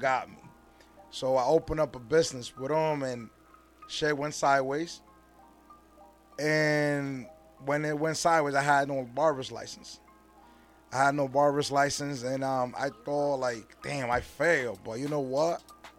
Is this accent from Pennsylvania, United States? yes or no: no; Norwalk, Connecticut, United States; I come from Norwalk, Connecticut. Drove all the way over here to spend time with you guys.